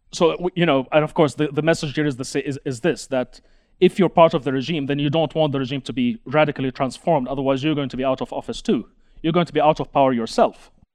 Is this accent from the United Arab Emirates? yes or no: yes; United Arab Emirates; I grew up in the United Arab Emirates